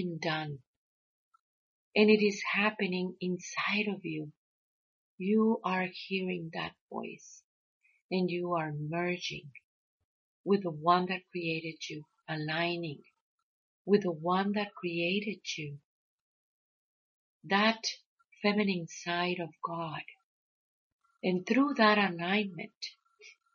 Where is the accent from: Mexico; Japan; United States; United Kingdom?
Mexico; we growing up in Mexico and working with the abuelos and the abuelas